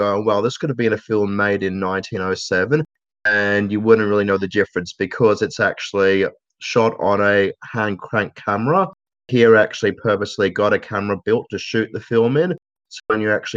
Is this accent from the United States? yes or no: no; Australia; as an Australian